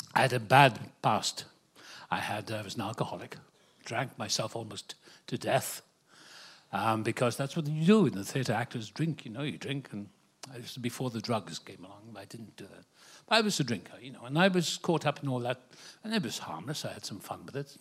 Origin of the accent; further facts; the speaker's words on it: Wales, United Kingdom; now in Malibu, United States; I was born in Wales, the same place as Richard Burton